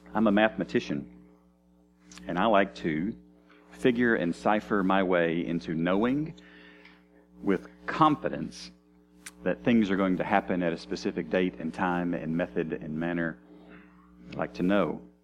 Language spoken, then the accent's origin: English; United States; I'm an American